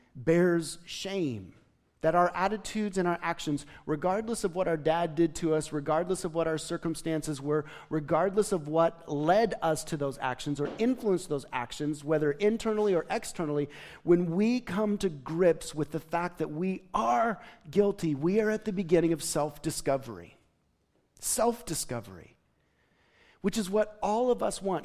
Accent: Gooding, Idaho, United States; moved away; I was from Gooding High School

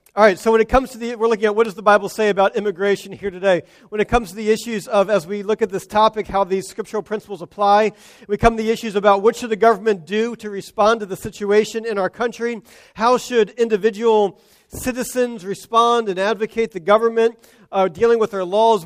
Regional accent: United States; as American Christians

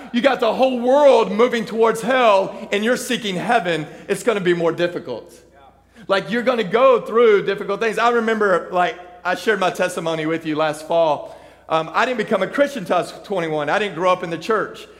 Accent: Texas, United States; I grew up in Texas. I grew up in the country

